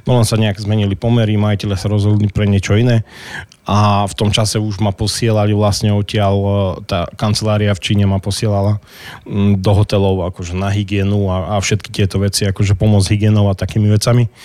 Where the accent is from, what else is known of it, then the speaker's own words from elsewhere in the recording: Krásno nad Kysucou, Žilina Region, Slovakia; keď som povedal, že, že vlastne u nás je 5000 e, e, ľudí v meste, v meste už krásne, takže, takže to bolo jedno sídlisko vlastne.